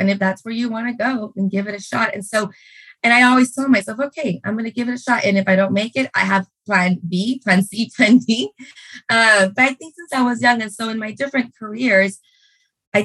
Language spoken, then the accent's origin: English; Brownsville, Texas, United States; moved away as an adult; also born or lived in Mexico / Durham, North Carolina; I was born and raised in Brownsville, Texas